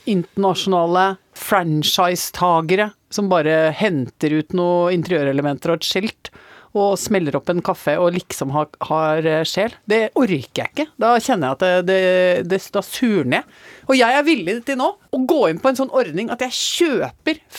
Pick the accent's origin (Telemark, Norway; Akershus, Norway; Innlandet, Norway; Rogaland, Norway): Innlandet, Norway; Og umiddelbart så kjente jeg igjen Kallerud prestegarden, der jeg vokste opp.